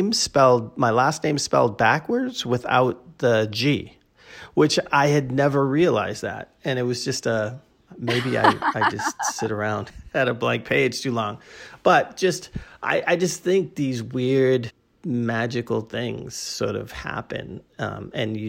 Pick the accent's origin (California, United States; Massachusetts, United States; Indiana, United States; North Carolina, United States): Massachusetts, United States; Boston; we're both from Boston. My great aunt, who lived around the corner from me